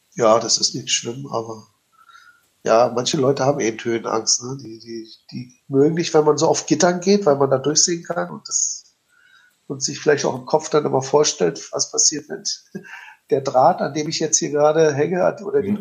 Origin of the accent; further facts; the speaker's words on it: Berlin, Germany; ich als Berliner